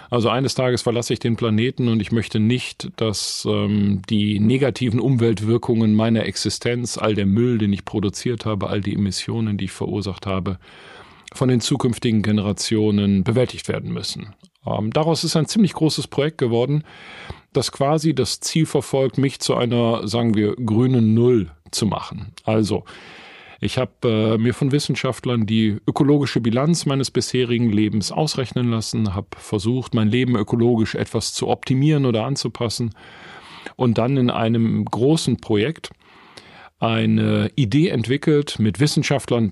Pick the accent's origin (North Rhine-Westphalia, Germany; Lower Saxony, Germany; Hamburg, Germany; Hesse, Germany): North Rhine-Westphalia, Germany; Essen; Ich bin 1968 im Essen und Norden geboren, tatsächlich in einem Bergarbeitermilieu